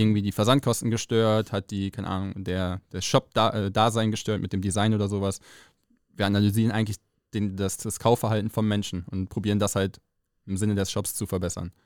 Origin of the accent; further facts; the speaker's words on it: Rheine, North Rhine-Westphalia, Germany; moved away as an adult; also born or lived in Mesum; now in Cologne, Germany; Rheine, ist meine Heimatstadt, bin zwar in Meso aufgewachsen und groß geworden, aber hier zur Schule gegangen